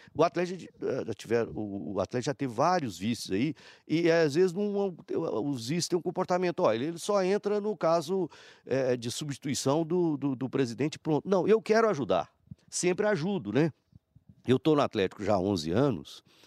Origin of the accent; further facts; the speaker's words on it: Patos de Minas, Minas Gerais, Brazil; moved away; eu, Patos de Minas, é minha terra